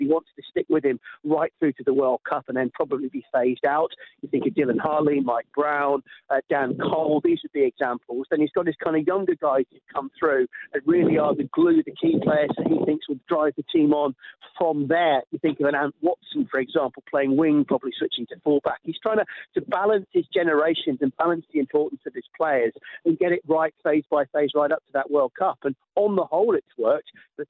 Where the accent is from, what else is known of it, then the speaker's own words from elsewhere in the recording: England, United Kingdom; as an Englishman